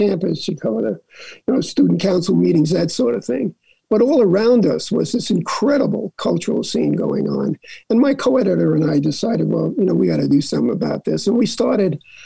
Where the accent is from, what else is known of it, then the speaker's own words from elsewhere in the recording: New York City, New York, United States; I was from New York City, and it just seemed like the place to transfer to was NYU